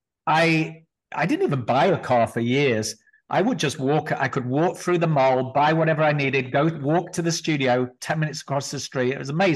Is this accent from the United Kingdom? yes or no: yes; Blackpool, North West England, United Kingdom; also born or lived in London / Los Angeles / Richmond; now in Las Vegas, United States; I grew up in Blackpool